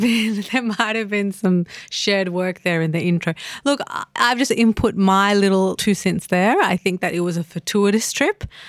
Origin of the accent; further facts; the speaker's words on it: Australia; as an Australian